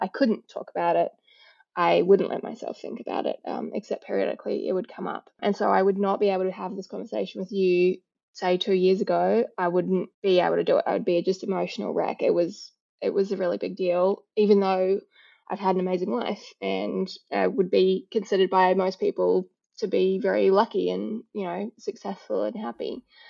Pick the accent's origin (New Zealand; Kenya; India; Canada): New Zealand; now in Australia; although I live in Australia, I was born in New Zealand